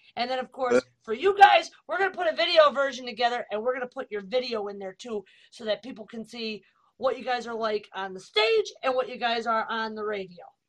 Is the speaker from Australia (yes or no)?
no; Italy; moved away; my home country italy